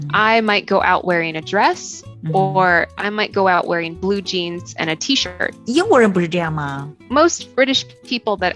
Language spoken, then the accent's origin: English; United States